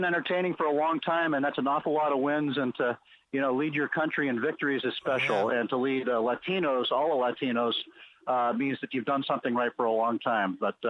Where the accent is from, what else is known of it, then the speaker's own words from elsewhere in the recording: New England, United States; moved away as an adult; now in Cooperstown, United States; I grew up in New England